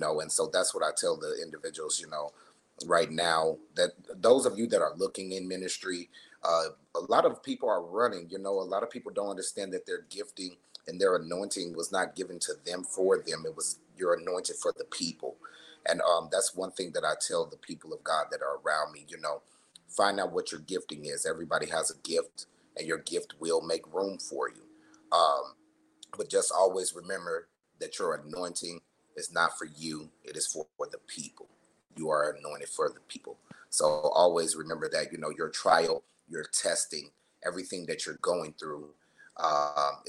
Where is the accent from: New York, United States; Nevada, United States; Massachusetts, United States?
Nevada, United States; Las Vegas; I am a Las Vegas native. I was born and raised here in Las Vegas, Nevada